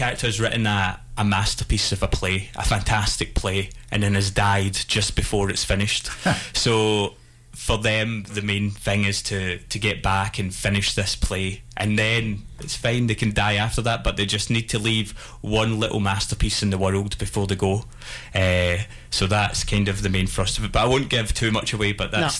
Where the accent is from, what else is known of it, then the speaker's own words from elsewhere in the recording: Scotland, United Kingdom; obviously very dark comedy since it's about death and I'm Scottish